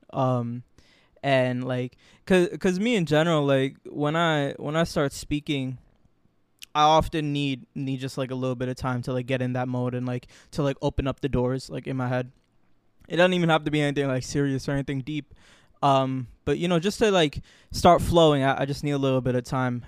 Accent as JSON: {"language": "English", "region": "Florida", "country": "United States", "tie": "born or raised there", "moved": "as an adult", "lives_now": "New York, United States", "said": "I was born in New York, raised my whole life in Florida"}